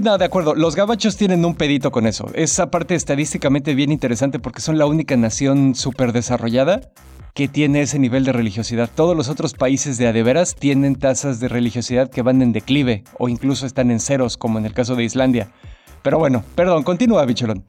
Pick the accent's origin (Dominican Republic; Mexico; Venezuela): Mexico; Mexico City; como buen ñoño chilango ahí me la vivía